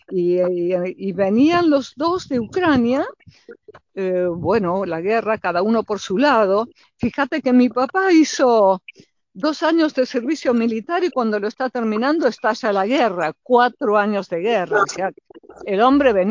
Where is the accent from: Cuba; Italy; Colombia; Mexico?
Italy; Naples, Campania; born there; Yo nací en Nápoles, sí, Sí, nací en Nápoles posguerra. Posguerra mis padres se conocieron en Roma y mm. la trasladaron a mi mamá a Nápoles